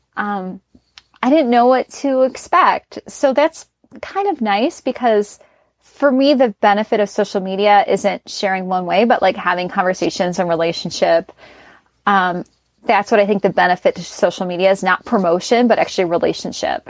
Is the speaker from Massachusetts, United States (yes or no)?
no; Chicago, Illinois, United States; moved away; I'm originally from Chicago or I'm from Chicago